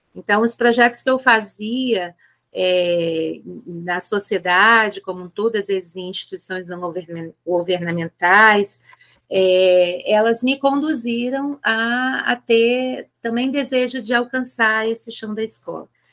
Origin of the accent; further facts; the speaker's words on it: Rio de Janeiro, Brazil; moved away as an adult; now in Aracruz, Brazil; Sou natural do Rio de Janeiro, é, mas já tem 22 anos completa esse ano que eu estou morando em Aracruz, no Espírito Santo